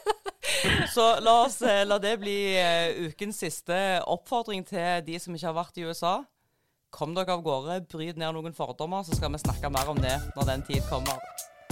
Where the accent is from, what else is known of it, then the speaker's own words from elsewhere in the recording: Jæren, Rogaland, Norway; moved away; Og så kom jeg meg ut ifra Jæren